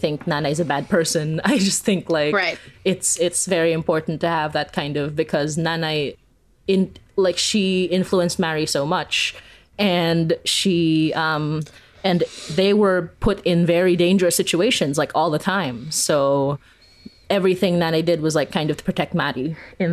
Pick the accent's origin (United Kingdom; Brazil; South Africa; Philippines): Philippines; now in Canada; growing up in the Philippines